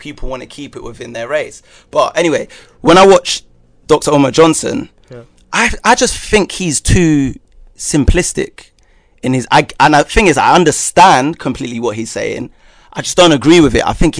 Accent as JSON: {"language": "English", "region": "London", "country": "United Kingdom", "tie": "born or raised there", "said": "I grew up in Haringey, which is obviously like a ethnic area, very quite multicultural."}